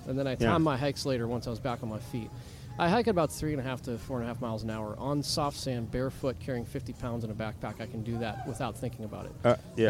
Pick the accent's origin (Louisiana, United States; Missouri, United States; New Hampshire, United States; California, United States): New Hampshire, United States; moved away as an adult; now in Cocoa Beach area, Florida, United States; Well, originally New Hampshire.